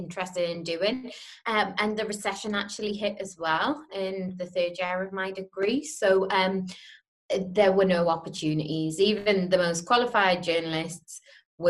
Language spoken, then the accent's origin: English; Newcastle upon Tyne, North East England, United Kingdom; I was from Newcastle